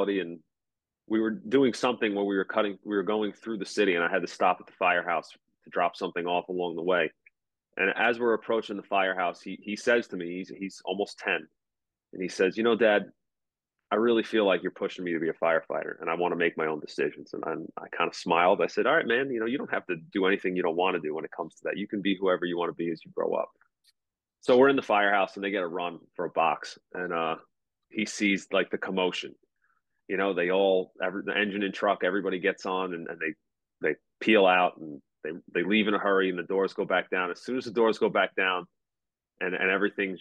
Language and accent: English; United States; also born or lived in Kent Island, Maryland; now in Baltimore County, United States; I grew up in Suffolk County